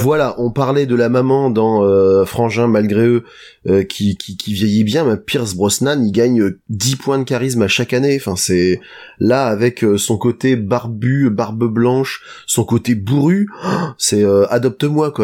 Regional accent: France; on est français

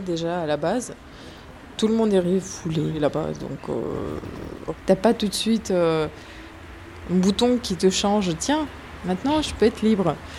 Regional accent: Russia; French is a second language; moved away as an adult; now in Paris, France; je viens de Russie

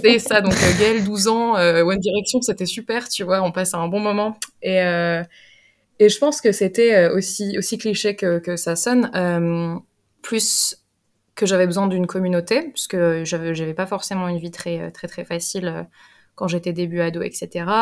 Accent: Limoges, Nouvelle-Aquitaine, France; moved away as an adult; now in England, United Kingdom; je viens de Limoges et j'habite en Angleterre depuis maintenant 5 ans

